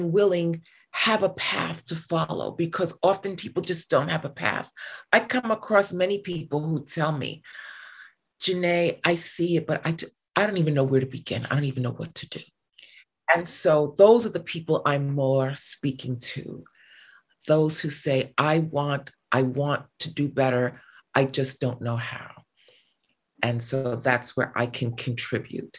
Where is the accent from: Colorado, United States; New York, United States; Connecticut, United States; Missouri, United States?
New York, United States; New York City; moved away as an adult; now in California, United States; I'm from New York and I'm from Staten Island.